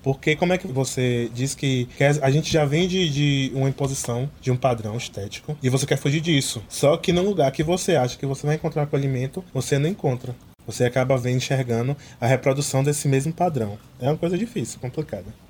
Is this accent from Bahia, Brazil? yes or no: yes; interior of Bahia, Brazil; Eu sou do interior da Bahia